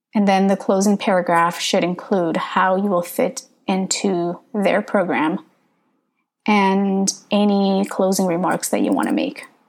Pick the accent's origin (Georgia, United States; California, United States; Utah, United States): California, United States; Northern; first language English; I grew up in Northern California